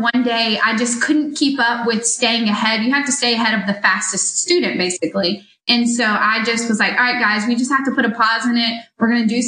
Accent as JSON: {"language": "English", "town": "Moncks Corner", "region": "South Carolina", "country": "United States", "also_born_or_lived": "Columbia, South Carolina", "moved": "as an adult", "said": "I'm originally from Munts Corner, South Carolina, but I moved to Columbia to go to USC"}